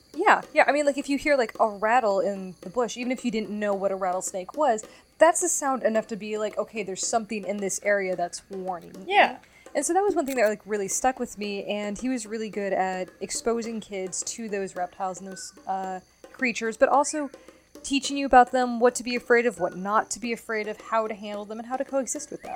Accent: Nevada, United States; growing up in Nevada

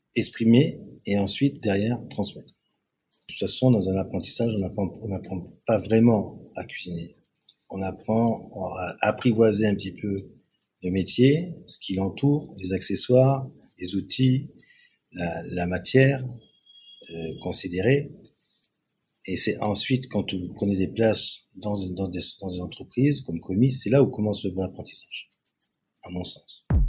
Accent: Cannes, Provence-Alpes-Côte d'Azur, France; Je suis né à Cannes, je suis français, avec une génétique italienne, sud et centre de l'Italie

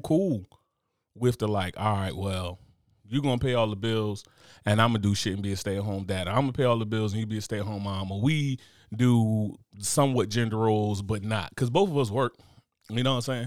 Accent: United States; I'm American

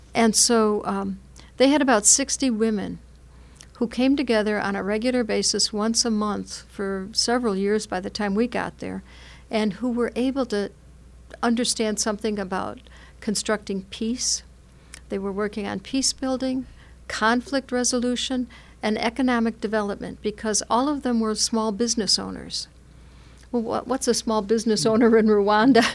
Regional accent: United States; as American Catholics

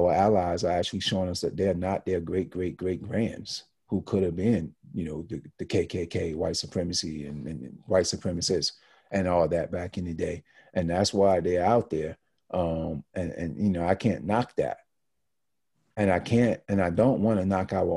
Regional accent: Deep South, United States; now in New York, United States; being that I was in the Deep South in the woods

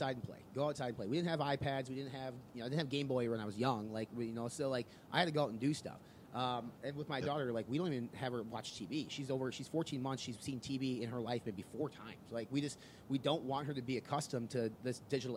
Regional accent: Midwest, United States; we're from the Midwest, so you kind of had to get your ass out on the farm and do things

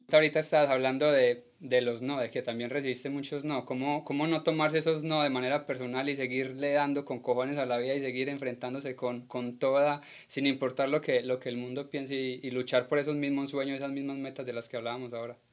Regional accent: Colombia; now in United States; como colombianos

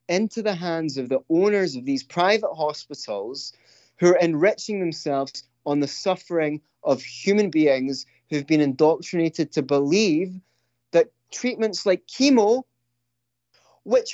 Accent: Scotland, United Kingdom; I'm from Scotland. We're notorious cursers

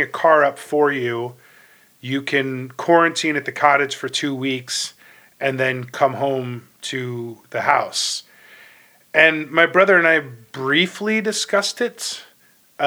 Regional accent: Ohio, United States; now in New York, United States; I'm from Ohio originally, and my parents are still there

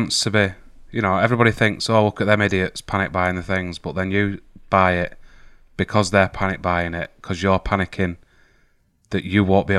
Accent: United Kingdom; because we're British.

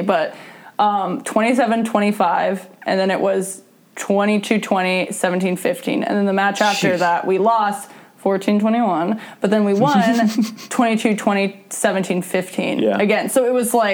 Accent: Seattle, Washington, United States; now in Hermosa Beach, United States; in Seattle, because, like, that was my hometown

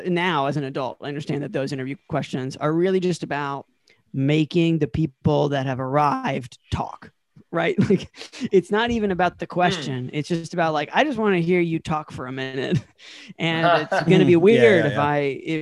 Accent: North Carolina, United States; I'm from North Carolina.

